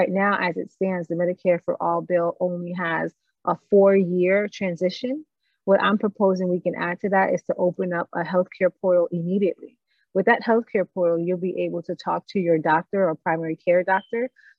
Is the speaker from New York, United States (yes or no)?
yes; New York, United States; also born or lived in Miramar, Florida; I grew up in New York and in Miramar in Broward.